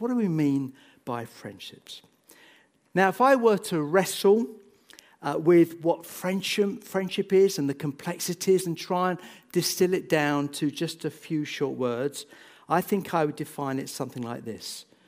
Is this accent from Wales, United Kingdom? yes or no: no; Bedford, East of England, United Kingdom; also born or lived in St Neots; I grew up in Bedford